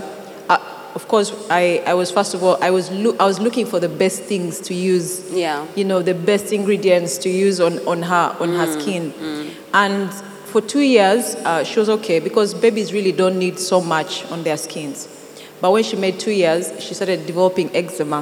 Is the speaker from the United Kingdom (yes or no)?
no; Teso, Uganda; moved away as an adult; also born or lived in Kampala; I come from Teso. So I'm basically bred, raised from Teso